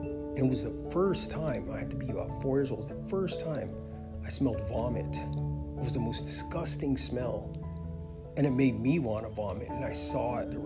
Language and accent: English; Vallejo, California, United States; I was born in the Bay Area of California, a city called Vallejo